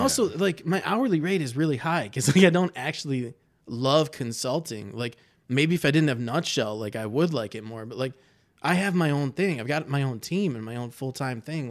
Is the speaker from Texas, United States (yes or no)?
no; Livonia, Michigan, United States; now in Ann Arbor, United States; I grew up in Livonia, which is, like, one of my least favorite places on the planet